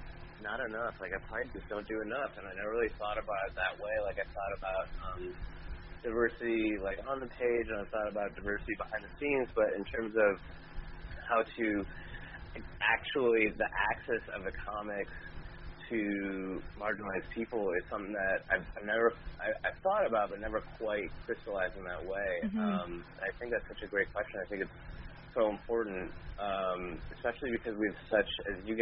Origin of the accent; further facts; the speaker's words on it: Minnesota, United States; now in Los Angeles, United States; I grew up in Minnesota.